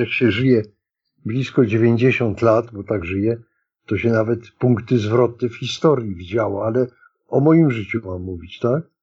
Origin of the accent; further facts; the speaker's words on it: Warsaw, Masovian Voivodeship, Poland; Urodziłem się w przyzwoitej klinice położniczej w Warszawie.